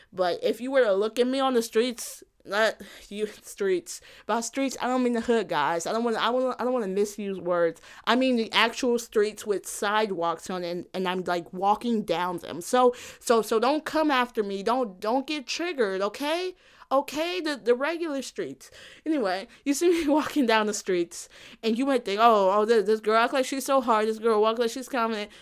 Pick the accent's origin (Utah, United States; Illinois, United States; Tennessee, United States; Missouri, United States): Illinois, United States; South Suburbs of Chicago; I'm not from Chicago. I'm, like, from, from the South Suburbs